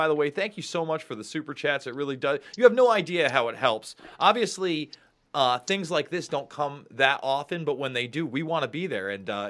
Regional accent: upstate New York, United States; I'm a New Yorker. I'm an upstate New Yorker.

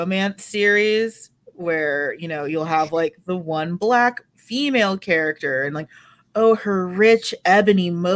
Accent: United States; as a dumb American

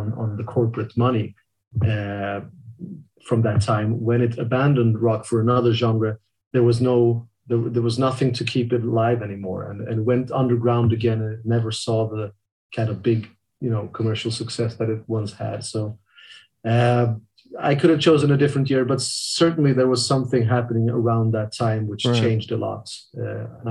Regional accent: Sweden; growing up in Sweden

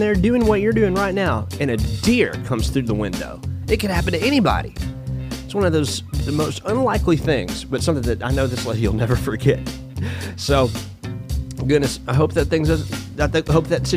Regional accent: Florence, Alabama, United States; I was born and raised in Florence, Alabama

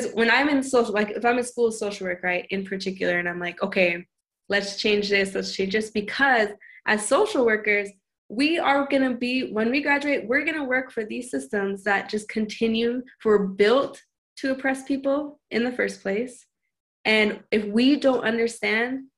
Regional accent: Montana, United States; moved away; I come from Montana.

